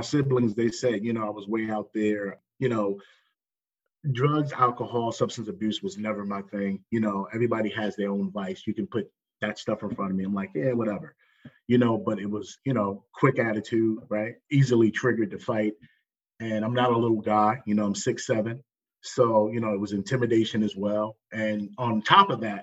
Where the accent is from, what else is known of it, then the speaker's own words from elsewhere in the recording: Jersey City, New Jersey, United States; growing up where I grew up, Jersey City, New Jersey